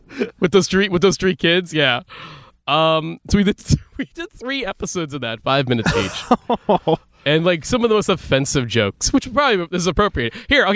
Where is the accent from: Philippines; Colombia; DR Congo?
Philippines; because we're Catholic.